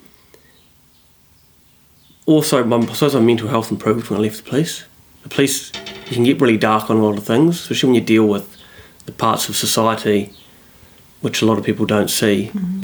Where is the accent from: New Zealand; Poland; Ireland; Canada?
New Zealand; Christchurch, Canterbury; moved away; also born or lived in Auckland; I'm from Christchurch originally